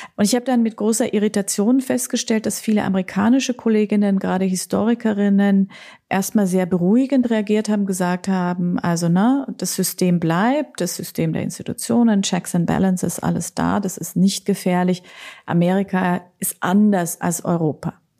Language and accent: German; Austria; ich bin ja Österreicherin